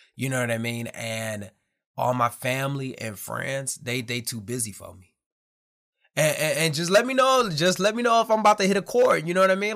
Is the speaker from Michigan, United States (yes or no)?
yes; Detroit, Michigan, United States; moved away as an adult; also born or lived in Camp Pendleton, California; I'm from Detroit, Michigan